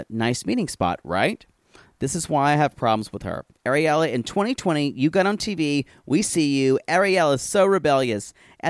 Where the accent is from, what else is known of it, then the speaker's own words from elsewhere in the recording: New Jersey, United States; I grew up in Jersey, a healthcare family, so there are many awesome birthing options in Jersey.